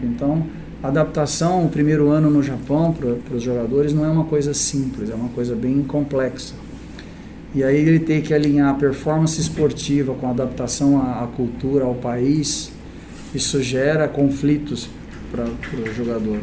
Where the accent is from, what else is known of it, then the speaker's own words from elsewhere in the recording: Brazil; also born or lived in Japan; eu sou do Brasil